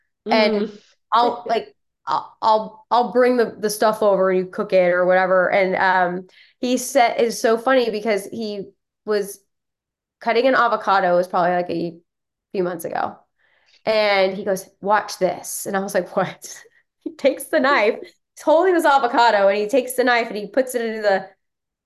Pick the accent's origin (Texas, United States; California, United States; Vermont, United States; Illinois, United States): Texas, United States; moved away; also born or lived in Florida; I was born and raised in Texas, but raised by Yankees. My parents are from New York